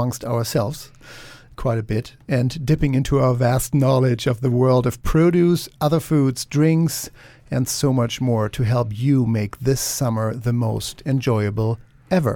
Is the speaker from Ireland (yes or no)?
no; Germany; moved away; many summers in Germany where I grew up